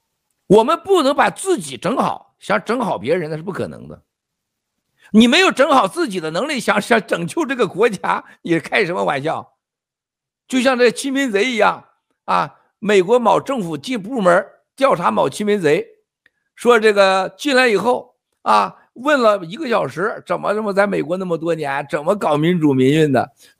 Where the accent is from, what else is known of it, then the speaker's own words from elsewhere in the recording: China; 因为我们中国人已经跟都被诅咒了